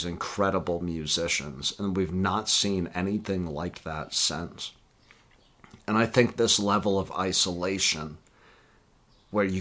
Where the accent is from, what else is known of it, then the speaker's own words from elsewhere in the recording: the Bible Belt, United States; we grew up in the Bible Belt